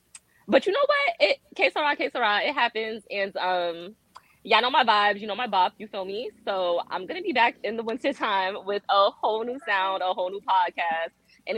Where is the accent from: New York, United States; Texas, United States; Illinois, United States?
New York, United States; New York City; now in Washington, D.C., United States; Hailing all the way from the South Bronx, but residing in the Southeast of D.C. streets.